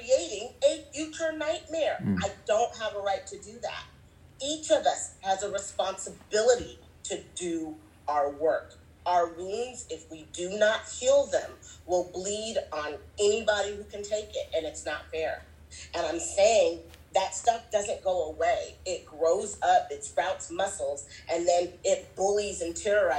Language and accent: English; United States; also born or lived in Zimbabwe; I was born and raised in America.